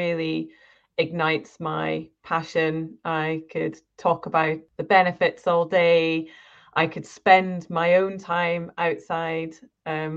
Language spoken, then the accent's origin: English; Scotland, United Kingdom; I grew up in Scotland, and my parents, we lived pretty much in the middle of nowhere.